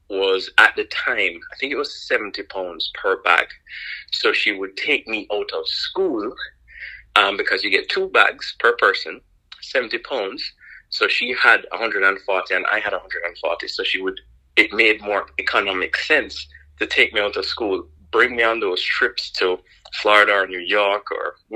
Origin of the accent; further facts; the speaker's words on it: Kingston, Jamaica; moved away as an adult; I'm not from the States. I was born in Kingston, Jamaica, raised in Jamaica